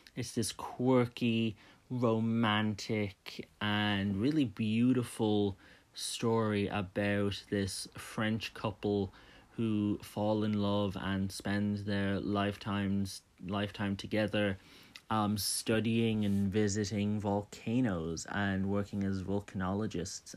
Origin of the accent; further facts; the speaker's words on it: Dublin, Leinster, Ireland; I'm from Dublin